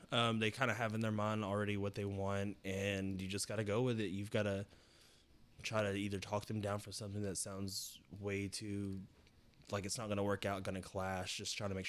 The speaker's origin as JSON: {"language": "English", "region": "Tennessee", "country": "United States", "said": "I'm from Tennessee, man."}